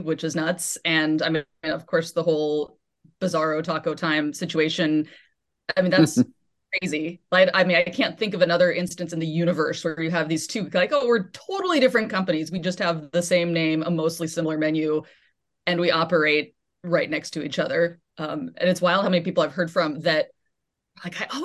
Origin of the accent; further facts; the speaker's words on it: Portland, Oregon, United States; moved away; I grew up in Portland, Oregon